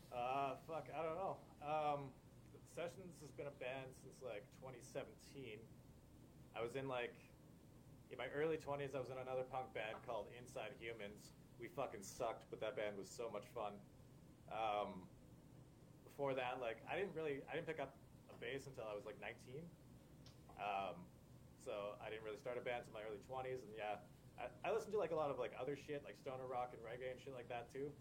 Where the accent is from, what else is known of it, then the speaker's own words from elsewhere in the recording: Lethbridge, Alberta, Canada; also born or lived in Calgary / Saskatchewan / Manitoba; from Calgary originally. That's where I was born, and then I uh, came to Lethbridge when I was like three years old or something and been here pretty much ever since.